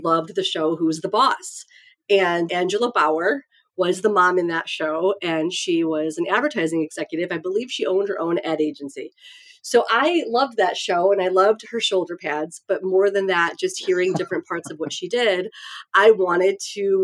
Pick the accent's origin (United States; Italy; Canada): United States; Detroit, Michigan; moved away as an adult; also born or lived in Chicago; I'm from Detroit